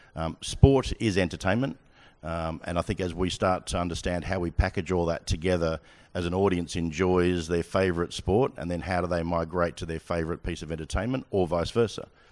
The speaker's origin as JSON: {"language": "English", "country": "Australia", "moved": "as an adult", "lives_now": "United Kingdom", "said": "I'm Australian."}